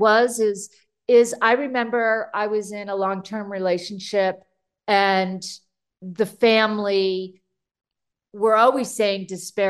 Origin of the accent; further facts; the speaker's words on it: California, United States; I grew up in the San Fernando Valley in California